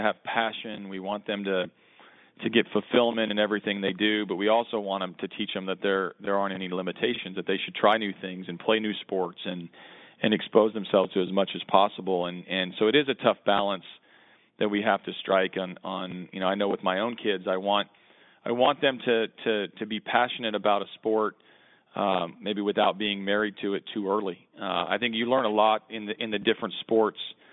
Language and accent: English; Oklahoma, United States; I grew up in Oklahoma